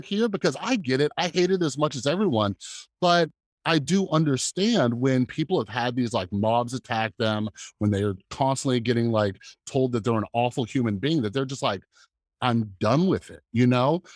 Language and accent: English; Las Vegas, Nevada, United States; I grew up here in Las Vegas around a ton of Mormons